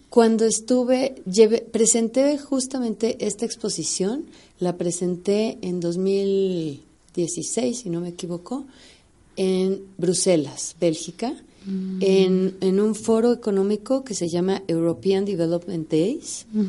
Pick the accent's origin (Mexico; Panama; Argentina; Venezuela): Mexico; todas somos mexicanas